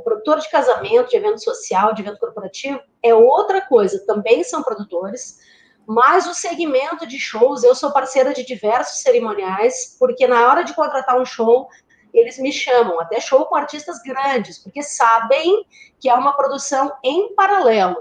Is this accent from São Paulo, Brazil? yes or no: no; Porto Alegre, Rio Grande do Sul, Brazil; moved away as an adult; now in Florianópolis, Brazil; no Rio Grande do Sul, que é a minha terra natal, eu sou porto-alegrense, mas moro em Florianópolis há 20 anos.